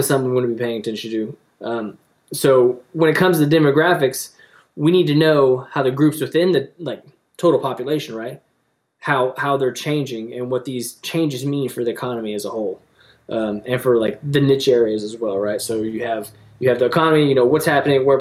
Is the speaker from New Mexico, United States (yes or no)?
no; Oklahoma, United States; we're from Oklahoma. Actually, we're here in Oklahoma now.